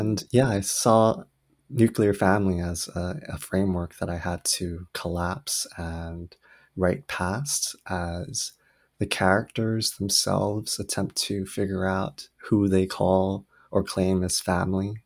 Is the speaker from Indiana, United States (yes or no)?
no; Oahu, Hawaii, United States; also born or lived in South Korea; I was born in South Korea and raised on the island of Oahu, Hawaii, where my family immigrated when I was really young.